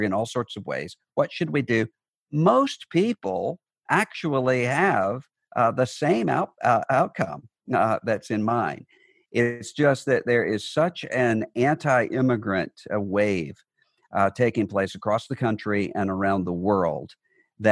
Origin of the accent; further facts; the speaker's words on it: Biloxi, Mississippi, United States; now in Nashville, United States; my hometown of Biloxi, Mississippi